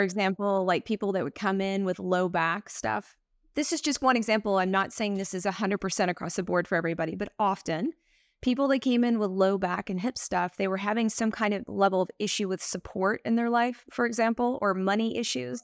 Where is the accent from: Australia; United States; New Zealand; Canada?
United States; Texas; moved away as an adult; also born or lived in Greece / Taiwan / New York; I was born in Texas, and it's just a very kind of, the collective is quite a bit religious